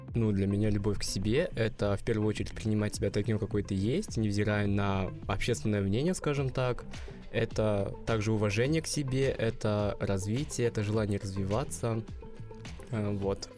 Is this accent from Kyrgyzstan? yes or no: no; Uzbekistan; moved away as an adult; now in Moscow, Russia; Я родом из Узбекистана, и это довольно консервативная страна